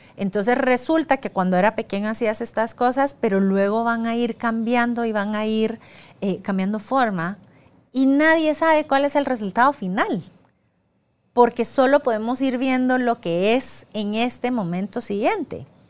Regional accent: Guatemala; soy guatemalteca

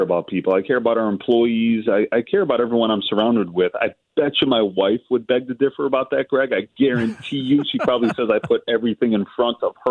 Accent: Chicago, Illinois, United States; we're from Chicago

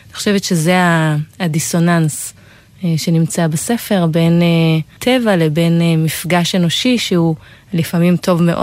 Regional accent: West Bank, Palestine; אני גדלתי ב- בהתנחלות בהרי בנימין

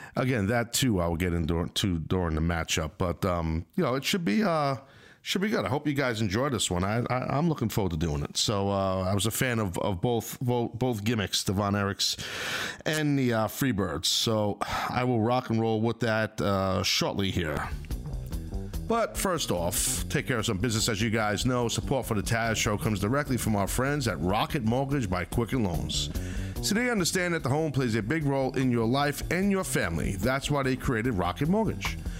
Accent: Northeast, United States; I'm a guy from the Northeast

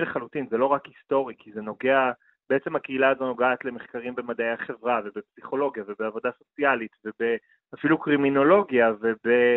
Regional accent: Jerusalem, Jerusalem District, Israel; ההיסטוריה הגאה של ירושלים, שאני לקחתי בה חלק וגדלתי בה

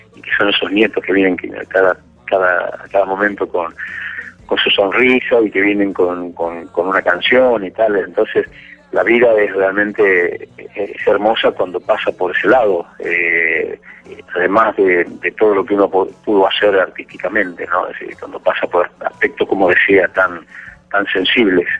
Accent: Argentina; yo estoy ahora en gira de verano aquí en mi país

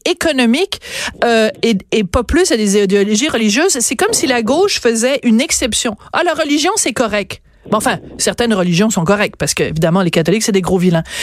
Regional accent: France; je suis née en France

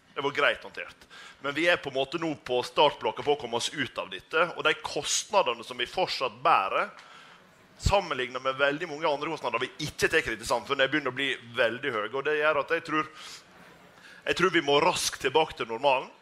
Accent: Sunnmøre, Møre og Romsdal, Norway; Jeg kommer jo fra, fra Sunnmøre

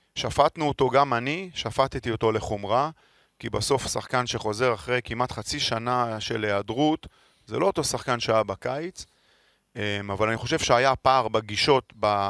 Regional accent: Holon, Tel Aviv District, Israel; moved away as an adult; now in Tel Aviv, Israel; אני גר 20 שנה בתל אביב, ועד היום כששואלים אותי מאיפה אתה, אני אומר מחולון, לא מתל אביב

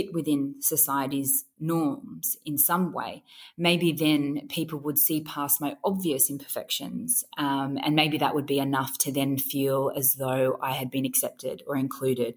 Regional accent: Grafton, New South Wales, Australia; born or raised there

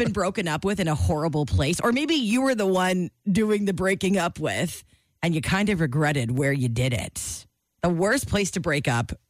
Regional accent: Calgary, Alberta, Canada; I grew up in Calgary. We had a ski hill right in the city.

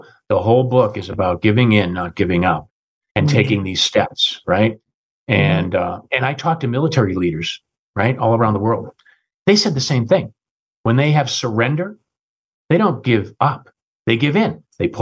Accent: United States; also born or lived in London, United Kingdom; as an American running the UK

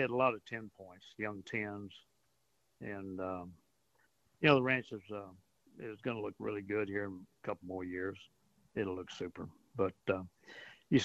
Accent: Port Arthur, Texas, United States; I grew up in Port Arthur, and we used to fish along Taylor's Bayou in that area

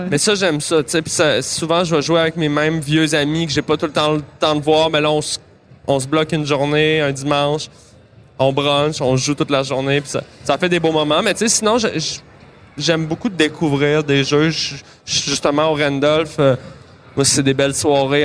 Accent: Montreal, Quebec, Canada; j'ai grandi à Montréal

